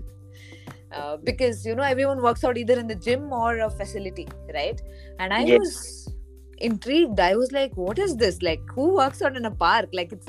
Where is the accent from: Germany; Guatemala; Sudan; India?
India; Bangalore, Karnataka; I am from Bangalore, but growing up, I moved across India. So I grew up in a lot of villages. I grew up in a lot of smaller towns